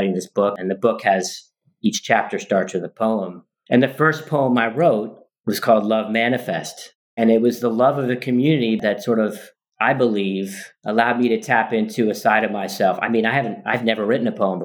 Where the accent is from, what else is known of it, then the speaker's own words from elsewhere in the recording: New York City, New York, United States; moved away; I grew up in New York City